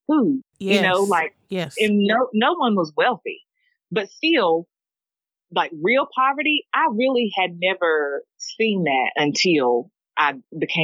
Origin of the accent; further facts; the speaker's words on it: Hickory, North Carolina, United States; I am from Vail, North Carolina, Hickory. Rural beginnings